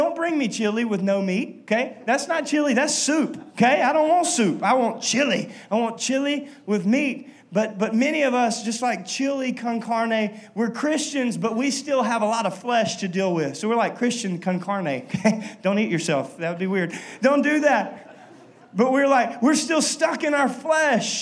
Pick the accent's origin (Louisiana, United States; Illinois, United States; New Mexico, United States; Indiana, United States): Louisiana, United States; Minden; I'm from Minden